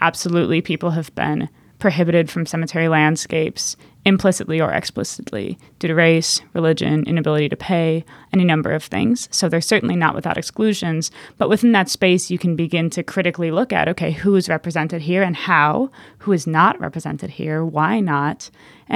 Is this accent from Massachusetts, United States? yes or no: no; Minneapolis, Minnesota, United States; I'm from Minneapolis, Minnesota